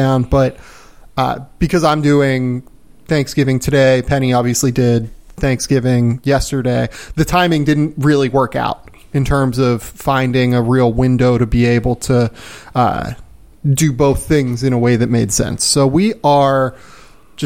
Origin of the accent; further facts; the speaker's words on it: United States; now in Australia; I'm American